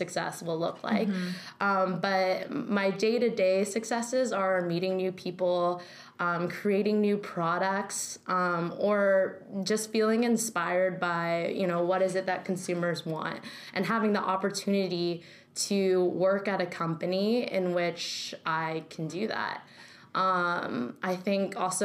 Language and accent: English; Northern California, United States; moved away as an adult; now in New York, United States; born and raised in California. Totally. I'm from Northern California